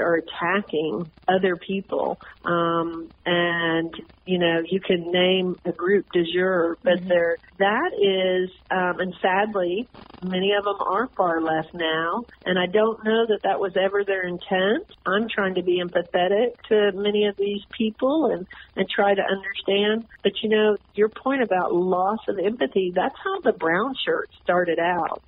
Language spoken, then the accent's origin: English; Texas, United States; I'm from Texas